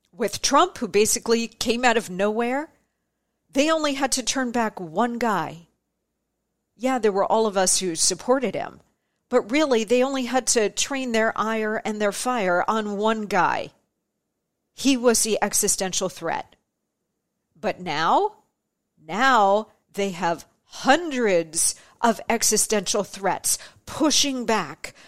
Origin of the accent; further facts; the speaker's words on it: Arizona, United States; I was born in Arizona